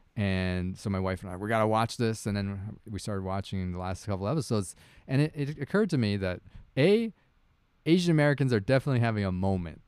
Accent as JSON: {"language": "English", "country": "Canada", "tie": "born or raised there", "said": "I am Canadian. I've lived here my whole life."}